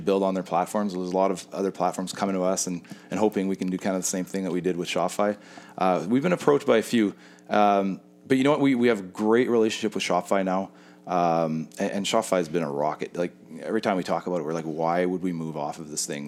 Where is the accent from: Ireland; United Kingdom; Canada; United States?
Canada; Winnipeg, Manitoba; I grew up in Winnipeg.